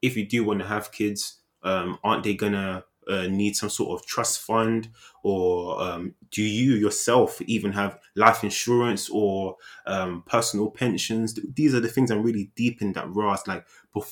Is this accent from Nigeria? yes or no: yes; Nigeria; I'm Nigerian.